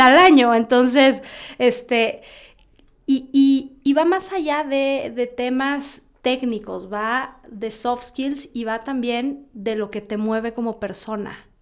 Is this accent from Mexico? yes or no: yes; Mexico; Somos mexicanos